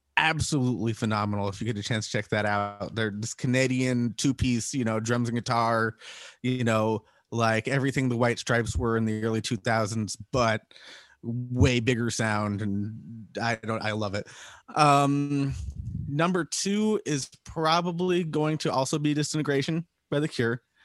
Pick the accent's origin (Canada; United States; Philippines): United States; Salt Lake City, Utah; now in San Diego, United States; we're not originally from uh, San Diego. We're originally from Utah, Salt Lake City.